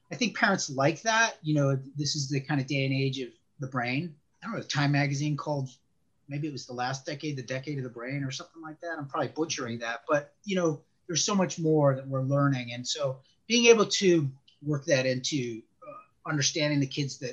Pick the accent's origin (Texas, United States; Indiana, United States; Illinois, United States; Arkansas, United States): Illinois, United States; Chicago; moved away as an adult; now in Northern Virginia, United States; I was born and raised in Chicago.